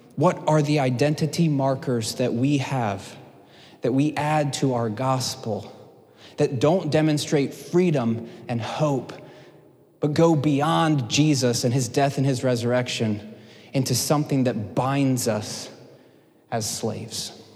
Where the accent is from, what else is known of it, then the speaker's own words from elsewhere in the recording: United States; as American Christians